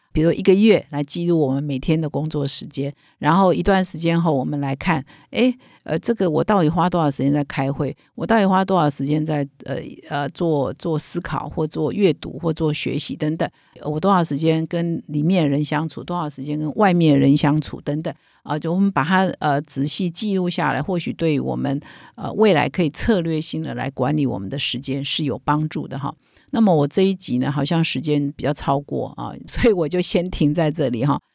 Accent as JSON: {"language": "Chinese", "country": "Taiwan", "said": "我们台湾人"}